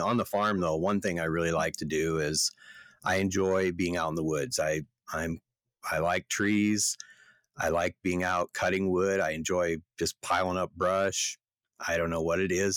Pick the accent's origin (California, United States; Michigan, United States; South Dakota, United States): South Dakota, United States; Yankton; the hospital in Yankton, South Dakota in 1964